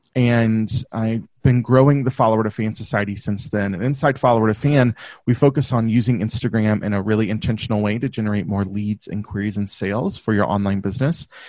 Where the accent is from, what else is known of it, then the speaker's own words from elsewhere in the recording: the South, United States; I grew up in the South in the U.S., so if you if you can't, my accent will come out from time to time.